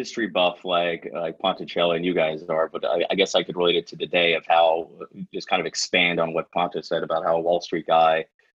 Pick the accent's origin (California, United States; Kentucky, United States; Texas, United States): Kentucky, United States; I grew up in Kentucky.